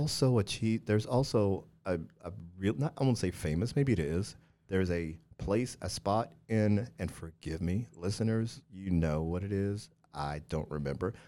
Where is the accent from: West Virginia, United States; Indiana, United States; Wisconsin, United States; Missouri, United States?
Missouri, United States; moved away; I grew up in Missouri